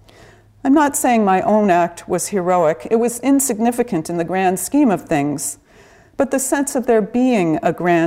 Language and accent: English; Pasadena, California, United States; I grew up in Pasadena, California